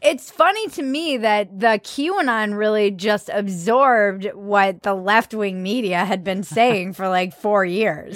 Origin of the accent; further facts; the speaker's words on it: East Coast, United States; growing up on the East Coast